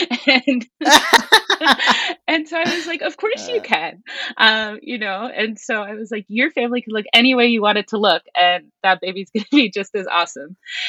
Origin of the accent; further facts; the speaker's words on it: Austin, Texas, United States; also born or lived in Queens, New York; now in Lincoln, United States; I live in Lincoln, Nebraska, where I teach political science at a small liberal arts school, but I was born in Queens, New York, and I spent most of my life in Austin, Texas. So I'm a little bit from all over the place.